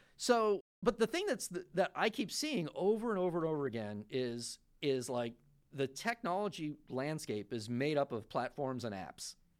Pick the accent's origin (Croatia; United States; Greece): United States; Florida; also born or lived in New York; I was born in New York. I grew up in Florida mostly